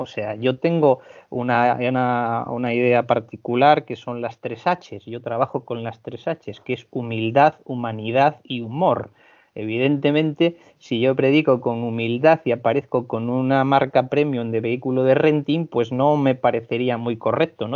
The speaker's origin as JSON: {"language": "Spanish", "region": "Asturias", "country": "Spain", "tie": "born or raised there", "also_born_or_lived": "Balearic Islands / Canary Islands / Vigo", "moved": "as an adult", "said": "procedo de Asturias"}